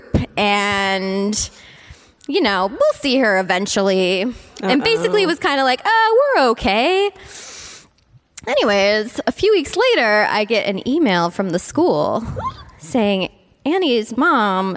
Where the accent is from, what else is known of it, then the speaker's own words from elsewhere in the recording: Cleveland, Ohio, United States; I'm from Cleveland